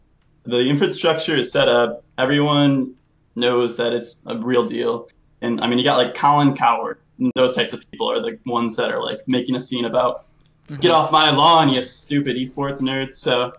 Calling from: Huntington, Indiana, United States; I'm calling from Huntington, Indiana.

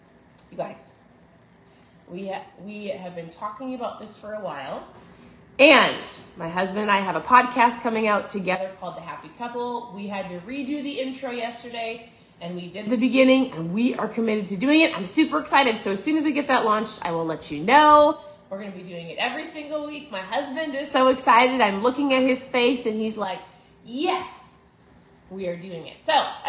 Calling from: Florida, United States; I'm tuning in from Florida.

